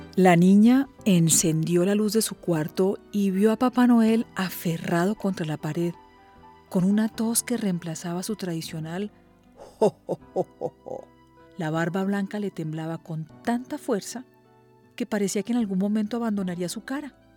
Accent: Colombia; soy periodista colombiana

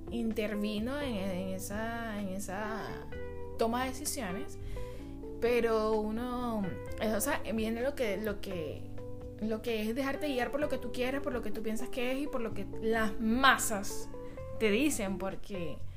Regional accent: Venezuela; also born or lived in Chile; now in United States; salí de Venezuela, estaba en Chile, o sea, me fui a Chile, viví tres años en Chile y después por vacaciones vine a Estados Unidos

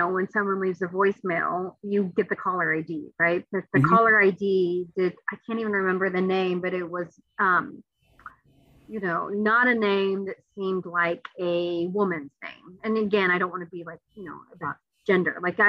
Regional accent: Midwest, United States; also born or lived in Seattle; as a Midwesterner, I was always like, am I really Asian enough anyway? Cause I'm in the Midwest.

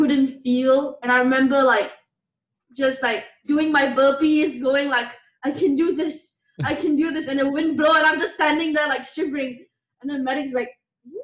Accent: Kuala Lumpur, Malaysia; also born or lived in Penang, Malaysia; I grew up in Malaysia. I was born in Penang, a different state in Malaysia, and then I grew up mostly in the city in Kuala Lumpur

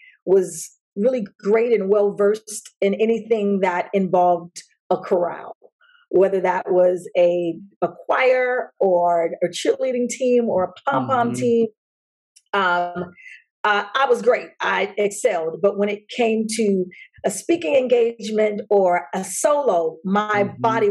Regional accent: Chicago, Illinois, United States; also born or lived in Flossmoor, Illinois; grew up on the south side of Chicago, and then we moved to the burbs, Flossmoor, during my high school years

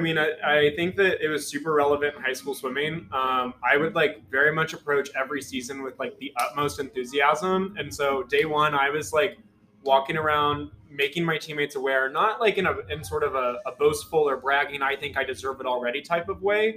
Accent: Carthage, Missouri, United States; from Carthage, Missouri, Southwest

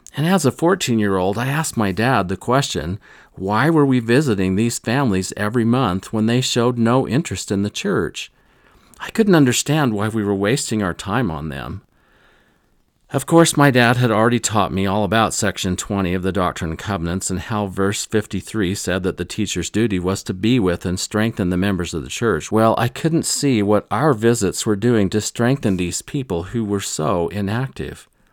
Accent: Rolla, Missouri, United States; I grew up in Missouri, in this area

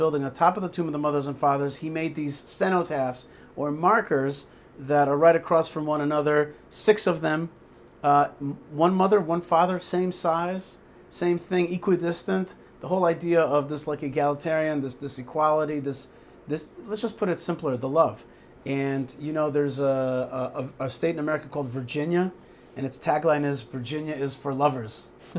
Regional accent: Haifa, Haifa District, Israel; born there; And so I was born in Haifa to Russian parents, Russian refusenik parents.

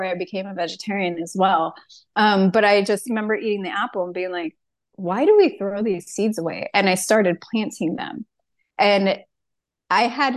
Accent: San Diego, California, United States; moved away as an adult; also born or lived in Washington State; now in Washington, United States; I'm from San Diego, California. And 7, 8 years ago, I up and moved to Washington State

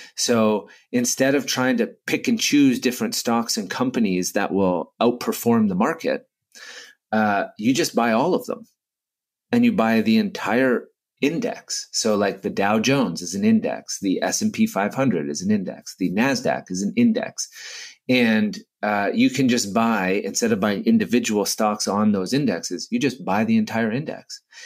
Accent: Canada; I'm Canadian

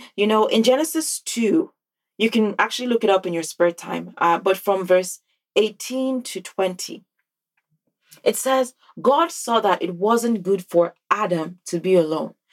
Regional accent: Nigeria; now in North America; growing up in Nigeria

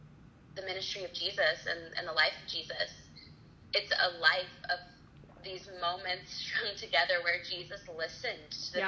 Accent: Florida, United States; moved away as an adult; now in Nashville, United States; I'm originally from Florida

